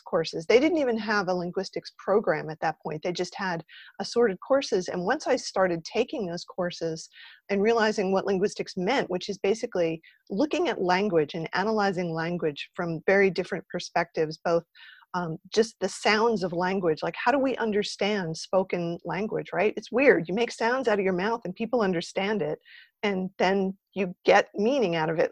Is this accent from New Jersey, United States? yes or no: yes; New Jersey, United States; when I was growing up in New Jersey, I went to Rutgers